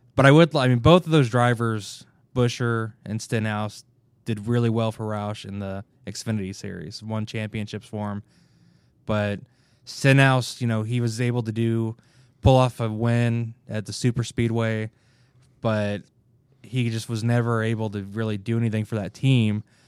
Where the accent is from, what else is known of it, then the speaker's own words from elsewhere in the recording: Kansas City, Kansas, United States; I grew up in Kansas City, Kansas.